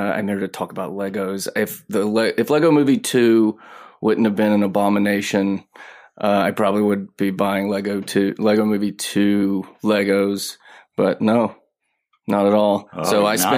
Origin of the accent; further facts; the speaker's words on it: Mississippi, United States; now in Los Angeles, United States; I live in LA, but I'm from Mississippi